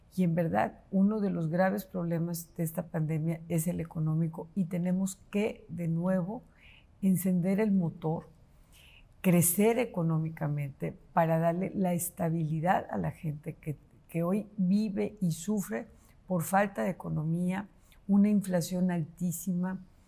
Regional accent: Guadalupe, Nuevo León, Mexico; Soy de raíces profundas, de un arraigo importante hacia la tierra, soy nuevo leonesa con mucho orgullo

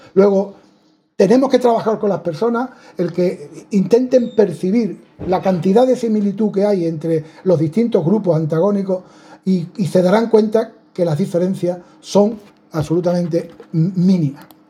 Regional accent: Spain; somos españoles, béticos, universitarios, varones

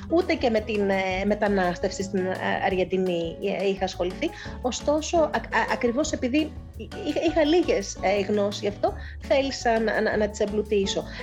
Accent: Eastern Macedonia and Thrace, Greece; πολύ βιωματική και αυτή είναι, είναι, είναι ο τόπο μου. Είπα και πολλέ φορέ ότι, ήθελα να

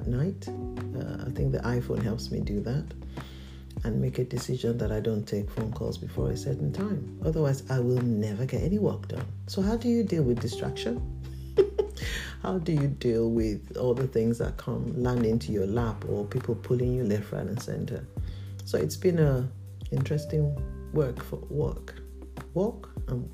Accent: Nigeria; I'm a Nigerian

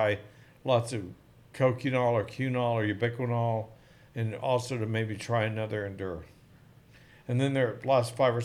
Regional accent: Oklahoma, United States; I'm an Okie. I grew up in Oklahoma

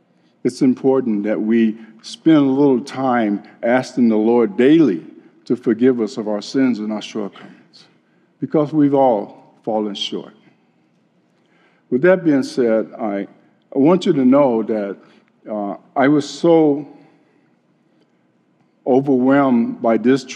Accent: Chicago, Illinois, United States; when I was a kid growing up in Chicago

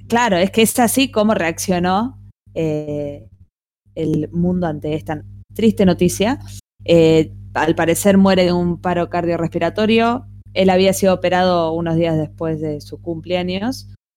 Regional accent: Argentina; así como en Argentina tenemos todas las tendencias

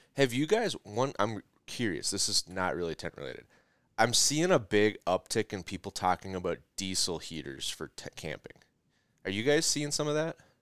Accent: Minnesota, United States; I'm from Minnesota

